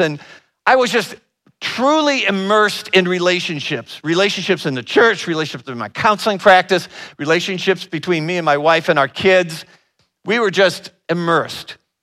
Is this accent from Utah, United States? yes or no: no; Northern Ohio, United States; I'm from the Northern Ohio area